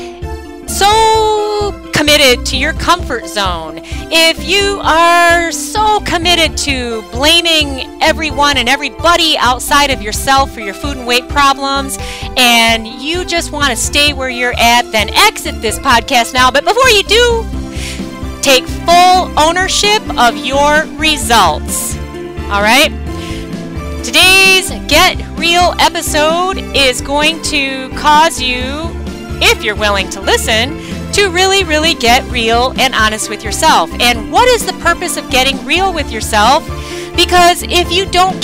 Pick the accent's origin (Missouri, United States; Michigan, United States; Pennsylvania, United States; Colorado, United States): Michigan, United States; I'm actually from Michigan